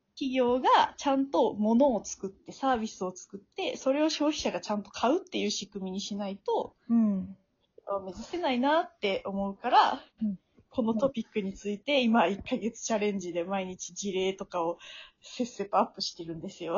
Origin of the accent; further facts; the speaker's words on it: Tokushima, Japan; now in Tokyo, Japan; 徳島出身なんですけど、徳島で、なんか日教祖の絡みが結構強いらしく、なんか小学校6年生の時とかに